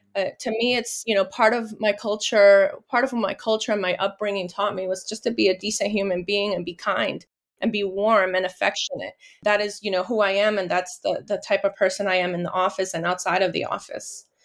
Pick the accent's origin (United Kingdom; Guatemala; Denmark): Guatemala; I was born in Guatemala from Guatemalan parents